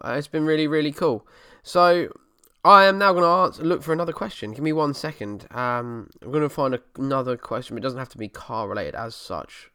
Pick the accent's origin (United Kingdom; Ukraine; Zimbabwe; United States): United Kingdom; Essex, East of England; the banter you get from being an Essex boy and being from Essex